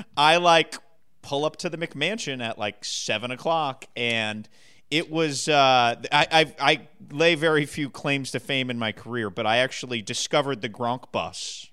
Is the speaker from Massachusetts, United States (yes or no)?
yes; Massachusetts, United States; growing up in Massachusetts